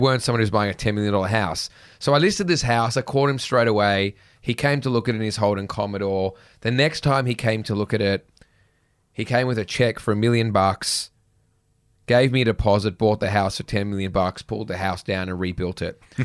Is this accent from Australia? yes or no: yes; Sydney, New South Wales, Australia; I grew up in the North Shore